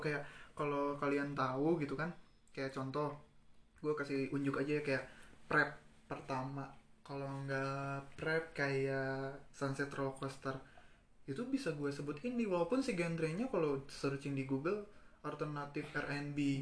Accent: Padang, West Sumatra, Indonesia; gue kan dari Padang

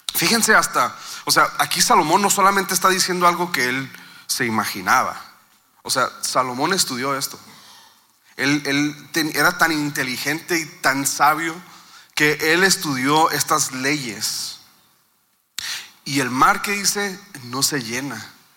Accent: Mexico

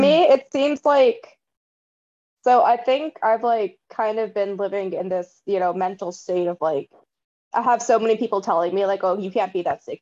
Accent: Bay Area, California, United States; I was born um not in the Bay, but I was raised in the Bay Area and it's quite diverse here.

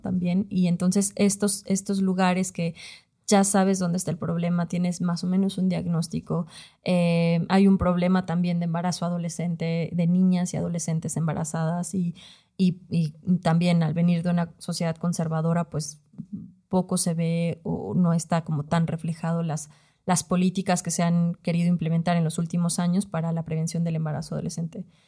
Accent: León, Guanajuato, Mexico; soy del interior de la República, soy de Guanajuato, soy de León

